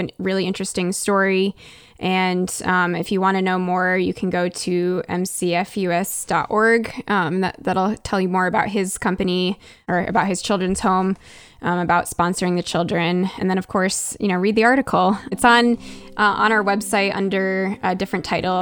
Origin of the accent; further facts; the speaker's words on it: United States; as an American, I think as a middle class American